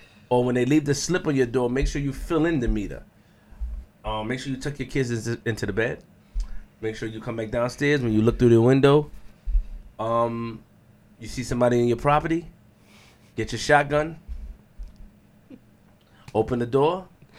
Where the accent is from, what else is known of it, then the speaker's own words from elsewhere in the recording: Queens, New York, United States; So it's …, URLTV.TV. I'm from Queens.